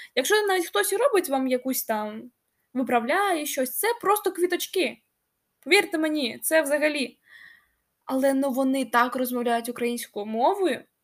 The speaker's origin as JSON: {"language": "Ukrainian", "town": "Kharkiv", "region": "Kharkiv Oblast", "country": "Ukraine", "tie": "born or raised there", "also_born_or_lived": "Kyiv", "second_language": "Ukrainian", "said": "я харків'янка."}